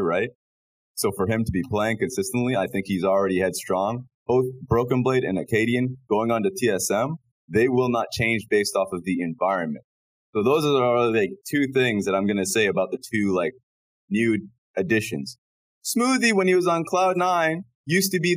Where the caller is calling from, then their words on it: Shanghai, China; I'm calling in from Shanghai, China